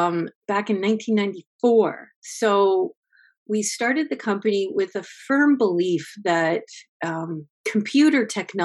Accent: Windsor, Ontario, Canada; Well, I'm a Windsor girl. I was born in Windsor.

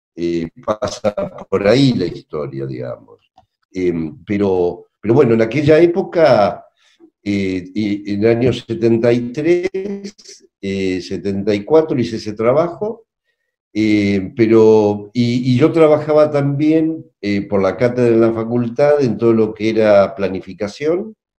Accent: La Plata, Buenos Aires Province, Argentina; Yo soy de La Plata, vivo en La Plata

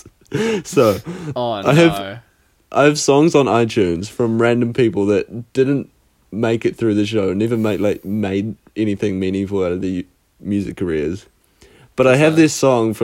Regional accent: New Zealand; we're not Australian.

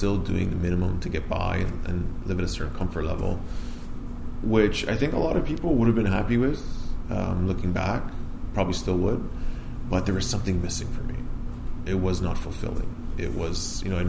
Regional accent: Vaughan, Ontario, Canada; I grew up here in Vaughan, north of Toronto

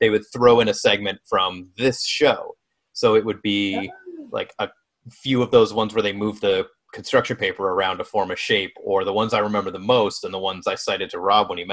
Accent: Canada

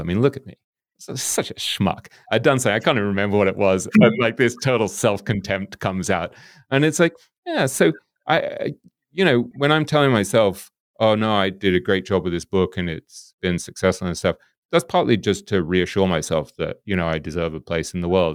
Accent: England, United Kingdom; we grew up in England

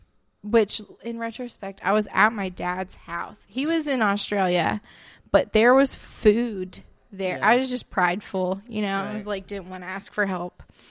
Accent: West Palm Beach, Florida, United States; Okay, I'm from South Florida.

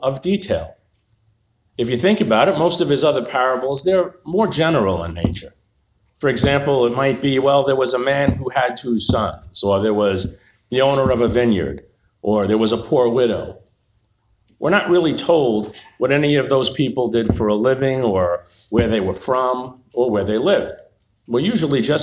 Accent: Long Island, New York, United States; as I was growing up on Long Island in New York

